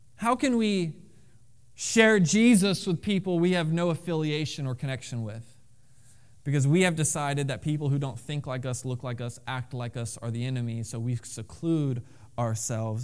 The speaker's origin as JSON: {"language": "English", "region": "Florida", "country": "United States", "moved": "yes", "said": "I am from Florida"}